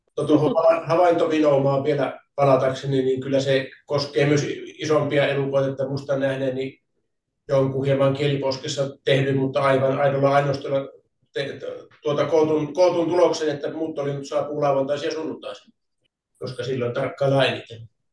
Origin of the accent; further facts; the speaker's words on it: Rovaniemi, Lapland, Finland; minä olen Rovaniemeltä kotoisin ja minä en ole koskaan asunut Oulujoen eteläpuolella